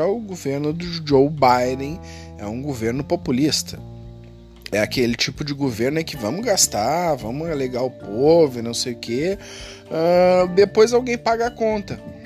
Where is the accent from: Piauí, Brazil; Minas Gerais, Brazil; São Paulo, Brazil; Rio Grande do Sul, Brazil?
Rio Grande do Sul, Brazil; eu sou gaúcho aqui